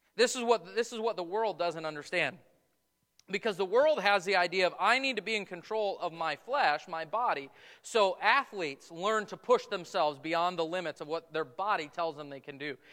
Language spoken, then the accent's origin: English; United States; as Americans, as American Christians